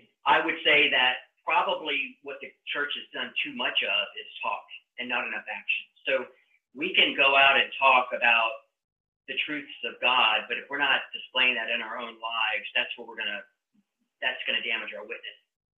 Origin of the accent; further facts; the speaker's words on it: United States; And I think this is the most distressing thing for me as an American to see how the financial system is literally rigged against us.